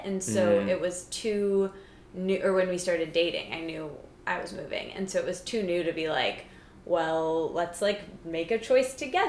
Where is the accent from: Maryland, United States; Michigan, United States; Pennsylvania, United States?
Michigan, United States; moved away as an adult; now in New York, United States; I'm from Michigan.